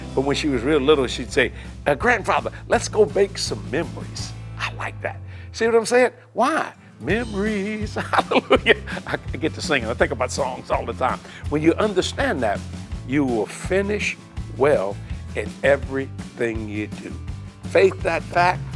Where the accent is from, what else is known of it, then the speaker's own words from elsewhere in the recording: United States; I'm an American